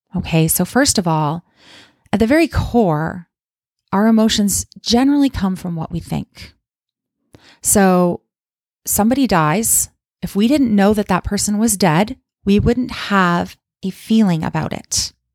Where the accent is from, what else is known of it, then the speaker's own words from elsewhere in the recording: Calgary, Alberta, Canada; moved away as an adult; now in Kamloops, Canada; I don't still live in my hometown of Calgary, Alberta